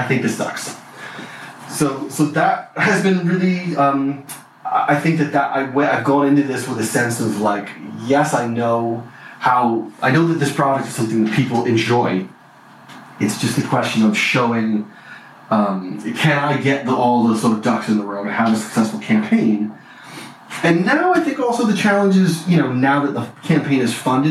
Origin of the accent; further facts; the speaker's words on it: Bristol, Rhode Island, United States; moved away as an adult; also born or lived in Syracuse, New York / Santa Cruz, California / San Francisco Bay Area; I grew up in Rhode Island, actually. I grew up in Rhode Island in a town called Bristol.